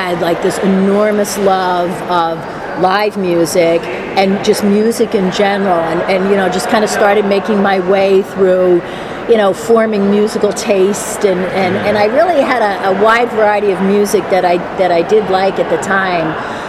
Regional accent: Norristown, Pennsylvania, United States; also born or lived in Philadelphia, Pennsylvania; I grew up in Norristown, and when I was 19, I moved to Center City, Philadelphia, 12th and Chestnut

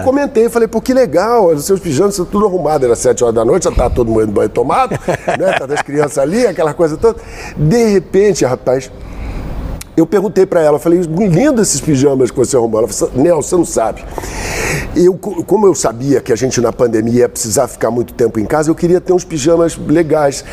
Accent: Mogi das Cruzes, São Paulo, Brazil; eu fui criado, eu sou de Mogi das Cruzes

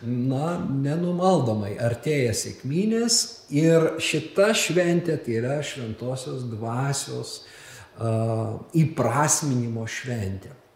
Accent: Lithuania

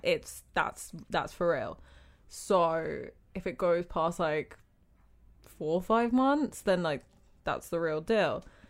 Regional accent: United Kingdom; moved away as an adult; also born or lived in Jamaica; now in Abu Dhabi, United Arab Emirates; I'm British, but I'm half Jamaican

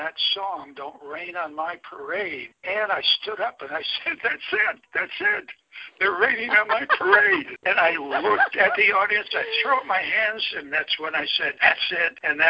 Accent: New Jersey, United States; also born or lived in Buffalo, United States / Orange County, United States; I started out in Buffalo. I was born in Buffalo, New York. And then my family moved to Southern California in Orange County. And then they moved back to New Jersey in Bergen County. So I spent my high school years in New Jersey.

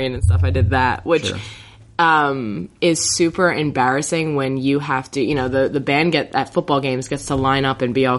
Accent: New Jersey, United States; moved away as an adult; also born or lived in Collingswood, New Jersey; now in Philadelphia, United States; I'm from South Jersey

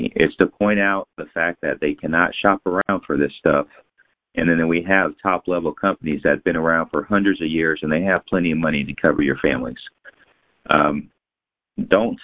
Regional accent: San Antonio, Texas, United States; now in Fort Worth, United States; I'm born in San Antonio. I live in Fort Worth

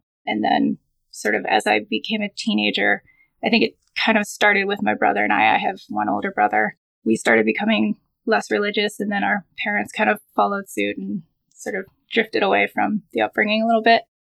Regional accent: Philadelphia, Pennsylvania, United States; I was born in Philadelphia, Pennsylvania, raised in a Jewish family. We grew up not quite Orthodox, but still pretty observant. It was called conservative Judaism.

